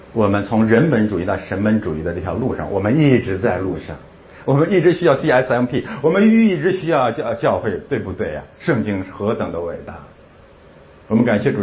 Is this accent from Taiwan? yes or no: no; China; 咱们是中国人，咱们中国人生存的基本状态